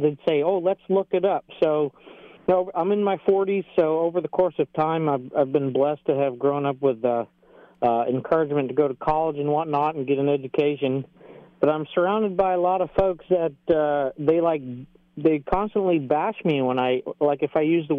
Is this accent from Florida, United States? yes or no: yes; Florida, United States; moved away as an adult; now in Greenville, Tennessee, United States; I'm originally from Florida, and I'm grateful to have grown up in a Christian home with Christian parents. And I don't want to overlook that, but I'm in Tennessee now, and of course I moved here because I thought it was beautiful